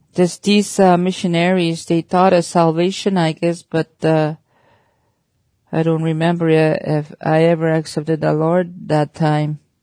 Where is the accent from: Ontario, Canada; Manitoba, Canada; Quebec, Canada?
Manitoba, Canada; Oxford House; I was born and raised in Oxford House, Manitoba, in the northern Manitoba, a small community.